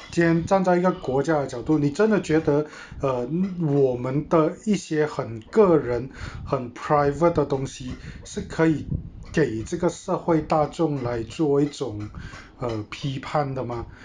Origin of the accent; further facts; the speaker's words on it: Malaysia; 我们既然出生在马来西亚， 那我们就是属于马来西亚人